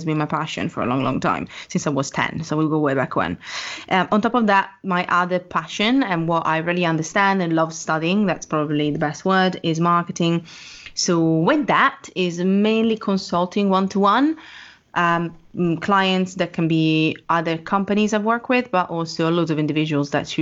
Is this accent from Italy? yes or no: yes; Italy; moved away as an adult; now in London, United Kingdom; I'm Italian in every sense of the word